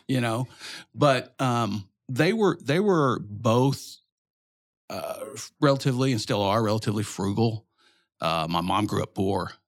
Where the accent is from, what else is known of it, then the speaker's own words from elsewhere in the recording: Little Rock, Arkansas, United States; also born or lived in Dallas; Grew up in Little Rock